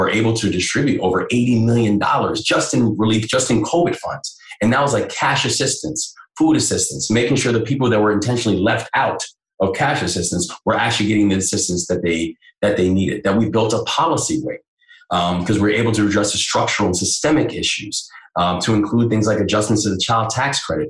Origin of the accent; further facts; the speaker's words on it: Maryland, United States; run for governor of Maryland was, you know, it was like that my birth state, you know, the place, my hometown